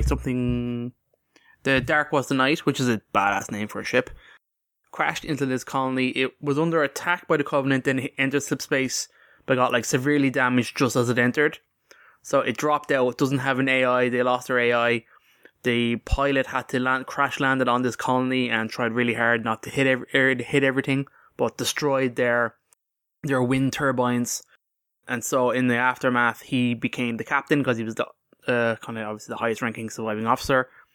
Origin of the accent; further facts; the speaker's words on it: Ireland; we're Irish